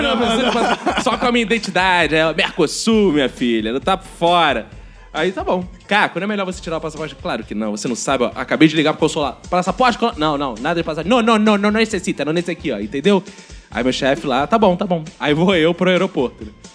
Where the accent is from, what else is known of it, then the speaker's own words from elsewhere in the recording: Jacarepaguá, Rio de Janeiro, Brazil; eu sou do interior de Jacarepaguá